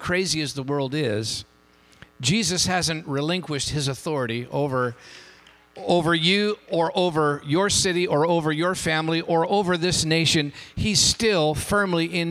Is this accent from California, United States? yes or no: yes; Hayward, California, United States; now in San Jose, United States; I grew up in Hayward